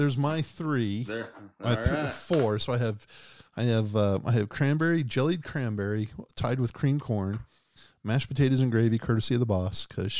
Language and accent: English; Boston, Massachusetts, United States; I'm from New England, born in Boston